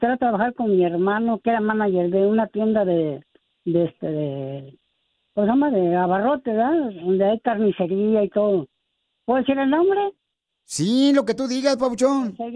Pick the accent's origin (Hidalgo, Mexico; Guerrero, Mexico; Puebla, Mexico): Hidalgo, Mexico; Pachuca; now in Wilmington, United States; Porque aquí venimos de Pachuca